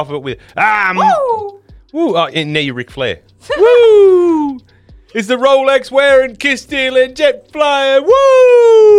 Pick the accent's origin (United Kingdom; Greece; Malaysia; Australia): Australia; we're just Australian and we just speak a little bit different.